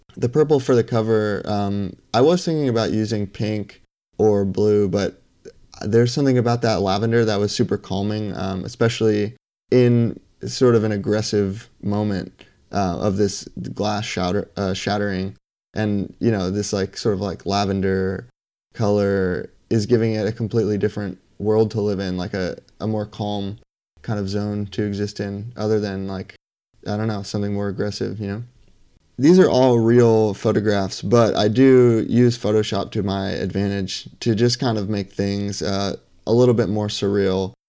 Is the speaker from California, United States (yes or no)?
no; Bethlehem, Pennsylvania, United States; also born or lived in Lehigh Valley; now in Brooklyn, New York, United States; originally, I'm from Bethlehem, Pennsylvania